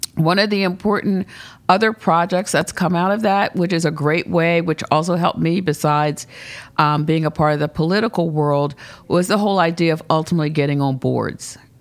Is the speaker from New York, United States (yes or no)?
no; Philadelphia, Pennsylvania, United States; also born or lived in Charlottesville, Virginia / Baltimore, Maryland / North Garden, Virginia; grew up initially in North Philadelphia, and we moved to West Philadelphia and, uh, lived there for a number of years.